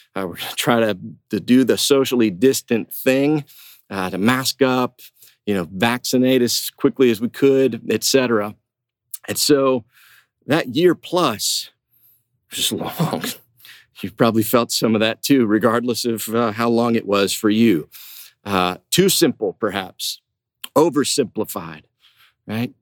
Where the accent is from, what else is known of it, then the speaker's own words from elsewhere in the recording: Huntington, West Virginia, United States; I went to uh, Marshall University up in West Virginia, in my hometown